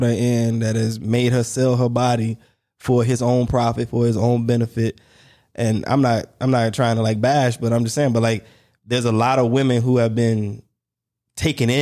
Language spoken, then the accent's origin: English; Warner Robins, Georgia, United States; I'm from Warner Robins